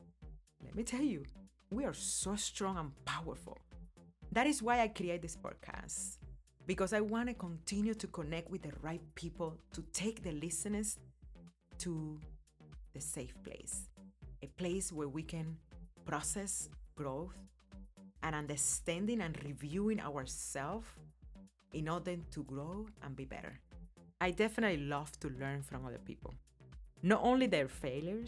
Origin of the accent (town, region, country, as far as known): Cuba; born or raised there; now in United States